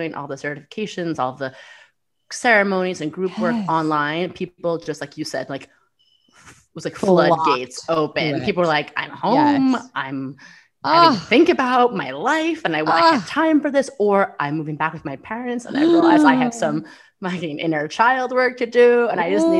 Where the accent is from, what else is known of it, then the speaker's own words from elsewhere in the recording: New York City, New York, United States; I'm a New Yorker